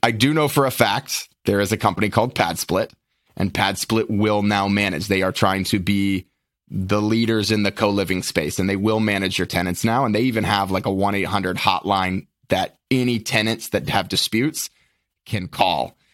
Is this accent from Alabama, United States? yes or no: no; Lynchburg, Virginia, United States; born and raised in Lynchburg, Virginia